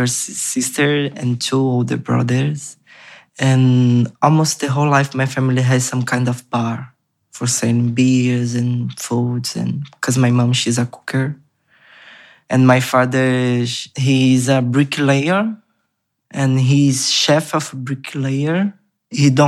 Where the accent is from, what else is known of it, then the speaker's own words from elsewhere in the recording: Rio de Janeiro, Brazil; English is a second language; moved away; I'm from Brazil. I'm Brazilian. I come from Favela da Maré, Complexo da Maré, in Rio de Janeiro.